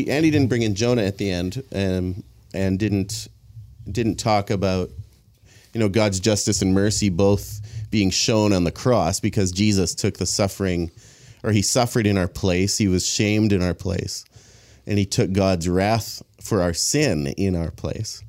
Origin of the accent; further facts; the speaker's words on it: Abbotsford, British Columbia, Canada; I grew up here in Abbotsford, South Abbotsford Church